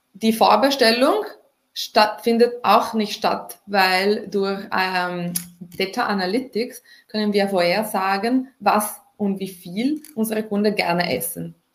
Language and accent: German; Italy; moved away; ich komme ursprünglich aus Italien